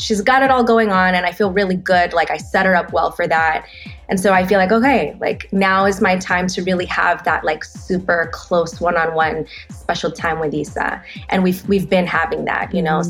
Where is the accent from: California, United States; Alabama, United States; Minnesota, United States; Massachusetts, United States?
California, United States; Los Angeles; I'm born and raised in Los Angeles.